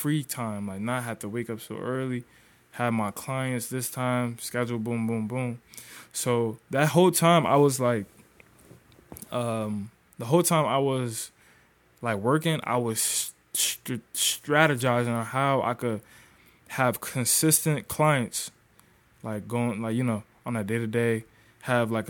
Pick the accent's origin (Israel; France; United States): United States; Paterson, New Jersey; I'm from North Jersey, Patterson, Jersey